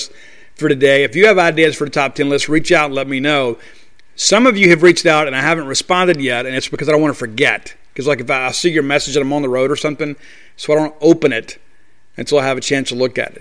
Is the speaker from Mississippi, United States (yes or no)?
yes; Columbia, Mississippi, United States; when I was a kid, we used to go over from Columbia